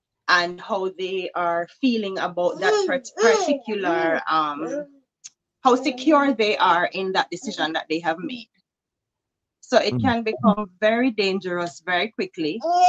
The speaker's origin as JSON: {"language": "English", "country": "Jamaica", "moved": "yes", "lives_now": "Pennsylvania, United States", "said": "I am from Jamaica, but I'm now living in Pennsylvania and I'm 36."}